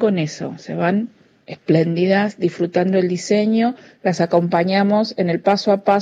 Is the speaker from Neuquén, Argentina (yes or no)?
no; Avellaneda, Buenos Aires Province, Argentina; soy de Avellaneda.